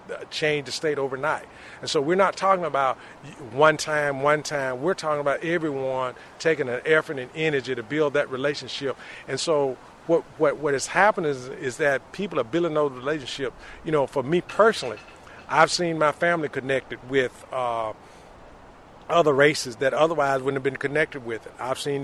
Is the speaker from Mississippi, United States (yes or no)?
yes; Mississippi Delta, United States; When I was growing up in the Mississippi Delta